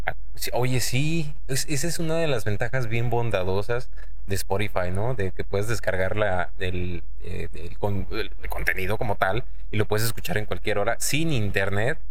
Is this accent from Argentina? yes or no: no; Mexico City, Mexico; now in Monterrey, Mexico; yo soy chilango